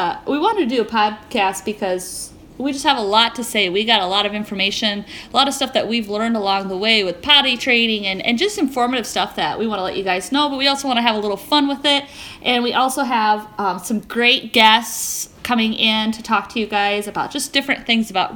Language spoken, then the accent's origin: English; Sioux Falls, South Dakota, United States; We're from Sioux Falls, South Dakota